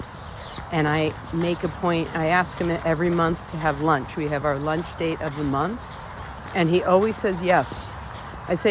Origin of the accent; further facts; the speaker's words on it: New York, United States; I've lived in New York my entire life. I was born in New York, and I love New York